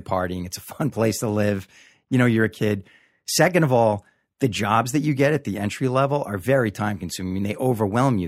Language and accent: English; Long Island, New York, United States; moved away as an adult; also born or lived in Hollywood; Originally from Long Island.